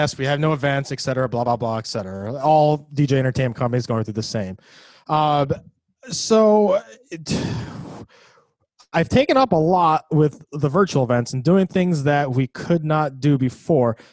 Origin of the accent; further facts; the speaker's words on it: Ithaca, New York, United States; I'm from New York, Ithaca, New York